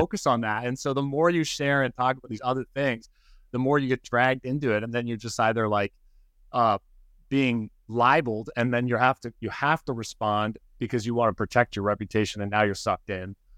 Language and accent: English; Canada; moved away as an adult; now in Occidental, United States; I'm, I'm from Canada.